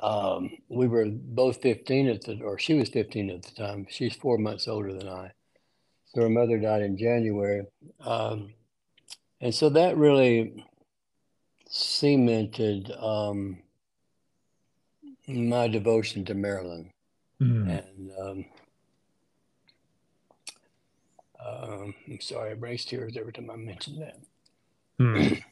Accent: Lubbock, Texas, United States; also born or lived in Brownfield, Texas; I was born in West Texas, in Lubbock. In Lubbock. Raised on a farm between Lubbock and Brownfield.

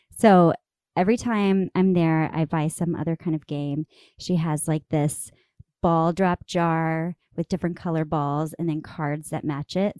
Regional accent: Amarillo, Texas, United States; moved away; my hometown in Amarillo, Texas

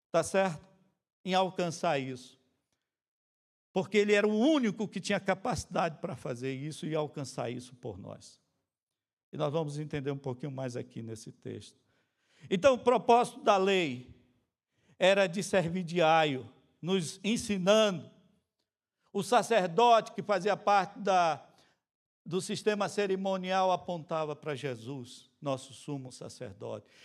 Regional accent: Boa Vista, Roraima, Brazil; also born or lived in Margarita Island, Venezuela; lá na minha cidade, em Roraima, no estado de Roraima, na cidade de Boa Vista, da nossa igreja batista, regular, central

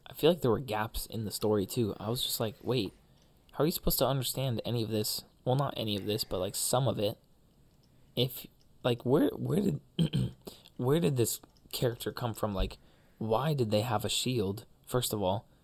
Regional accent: Budapest, Hungary; moved away; my hometown

